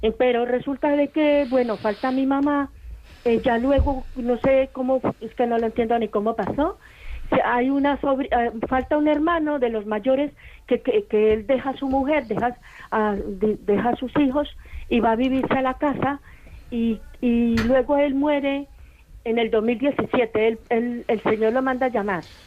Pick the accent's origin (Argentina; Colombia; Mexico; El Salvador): Colombia; moved away as an adult; now in Bilbao, Spain; yo no soy de acá, yo soy de Colombia